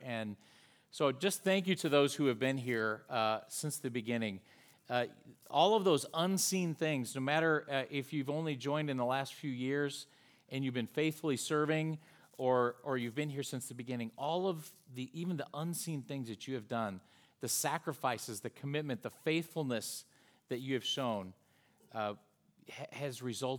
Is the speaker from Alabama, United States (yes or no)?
no; Charlotte, North Carolina, United States; now in Fort Mill, United States; We're from the Charlotte, North Carolina area. We're actually in Fort Mill, South Carolina.